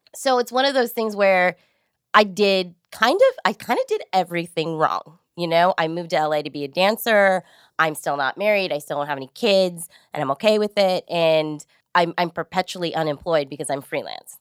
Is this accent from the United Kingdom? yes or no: no; San Jose, California, United States; moved away as an adult; now in Los Angeles, United States; I grew up in East San Jose, which was a really, really diverse, culturally neighborhood